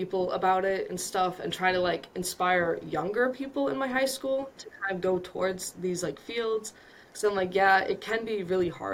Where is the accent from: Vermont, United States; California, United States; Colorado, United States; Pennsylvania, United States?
Vermont, United States; moved away as an adult; I come from Vermont, so it's a small rural town that I grew up